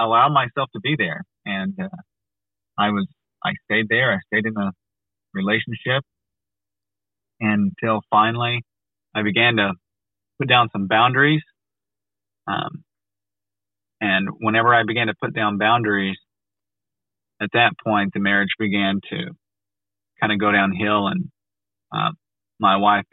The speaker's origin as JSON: {"language": "English", "country": "United States", "said": "I'm from America"}